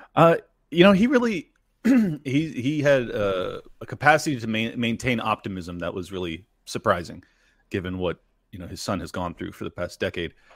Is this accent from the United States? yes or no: yes; United States; as an American